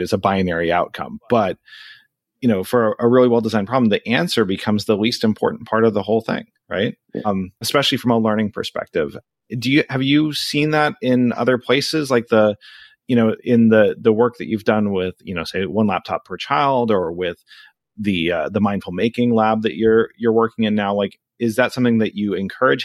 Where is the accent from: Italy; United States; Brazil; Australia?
United States; Anchorage, Alaska; moved away as an adult; now in South Florida, United States; I'm originally from Anchorage, Alaska. I was born and raised. I grew up there and then I left for college and I haven't lived there since